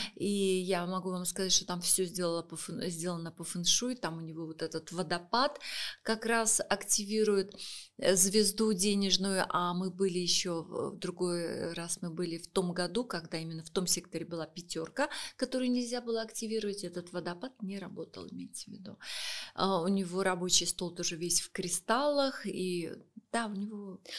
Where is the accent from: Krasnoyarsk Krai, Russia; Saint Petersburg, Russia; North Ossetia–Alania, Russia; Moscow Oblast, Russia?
Saint Petersburg, Russia; now in Moscow, Russia; я сама из Санкт-Петербурга, Сейчас мы с супругом живем в Москве